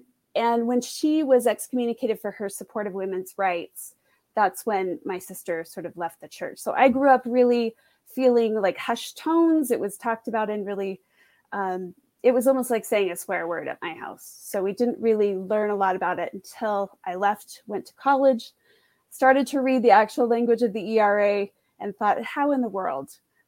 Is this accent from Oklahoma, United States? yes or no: no; Orem, Utah, United States; now in North Salt Lake, United States; And I grew up in Orem and now live in North Salt Lake. So I understand about kind of conservative geography.